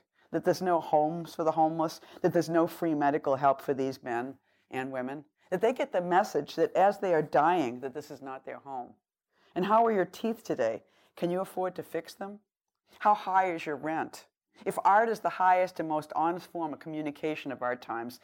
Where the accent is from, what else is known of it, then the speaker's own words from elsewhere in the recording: Boston, Massachusetts, United States; accent: Boston; moved away; I am from Boston